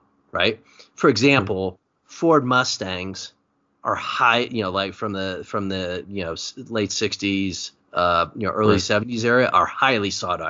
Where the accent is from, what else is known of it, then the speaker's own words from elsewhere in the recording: Germany; English is a second language; Born bred German, right? Yeah.